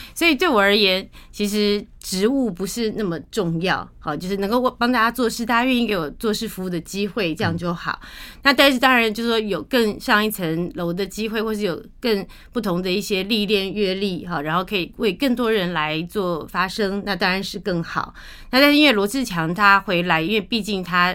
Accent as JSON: {"language": "Chinese", "country": "Taiwan", "tie": "born or raised there", "said": "我们虽然出生在台湾，长在台湾，然后都是为台湾在做事服务"}